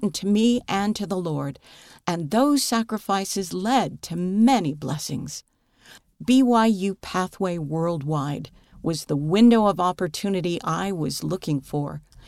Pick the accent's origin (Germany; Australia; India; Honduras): Honduras; I was born and raised in Honduras, a country full of opportunities but challenging in lifestyle.